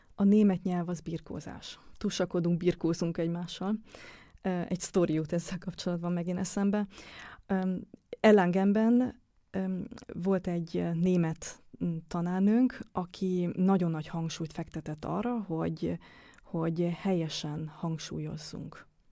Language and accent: Hungarian; Hungary; accent: Hungarian; moved away as an adult; also born or lived in Germany; now in Vienna, Austria; kérdezték, hogy honnan jövök. És mondtam, hogy Magyarországról